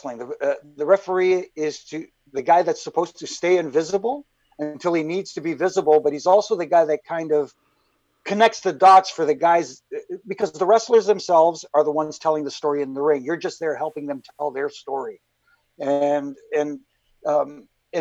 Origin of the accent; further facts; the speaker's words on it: Toronto, Ontario, Canada; growing up in Toronto